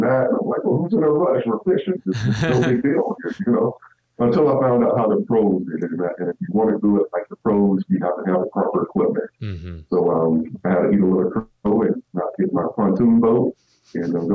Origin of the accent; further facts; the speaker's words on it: South Georgia, United States; growing up in South Georgia, and I mean deep South Georgia